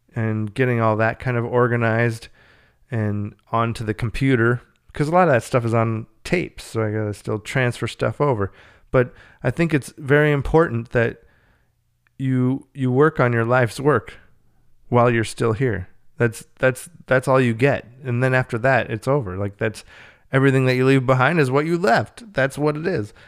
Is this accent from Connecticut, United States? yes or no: no; Minnesota, United States; I'm from Minnesota